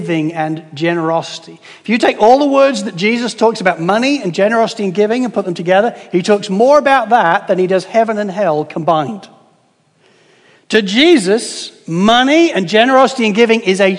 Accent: United Kingdom; as a British guy

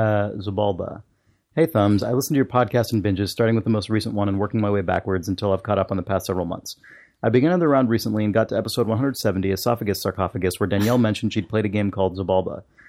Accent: Canada; Since I grew up in Canada, I don't know a ton about my Mexican heritage, but my dad was always proud of his native background

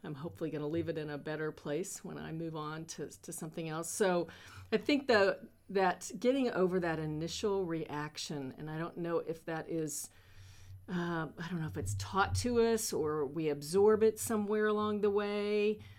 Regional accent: North Missouri, United States; also born or lived in Kansas City, Missouri; now in Columbia, United States; I grew up in North Missouri on a farm

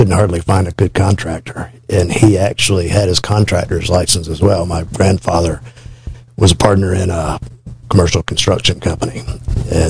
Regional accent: Tallahassee, Florida, United States; I grew up in Tallahassee

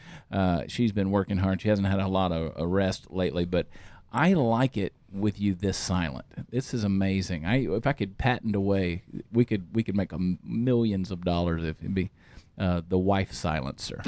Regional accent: Texas, United States; we're from Texas

